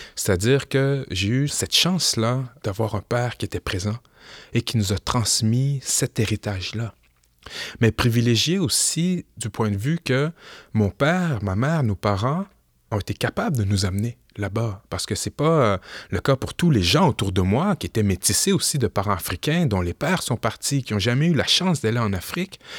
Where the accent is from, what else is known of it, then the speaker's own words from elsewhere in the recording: Quebec City, Quebec, Canada; je suis né au Québec, j'ai grandi au Québec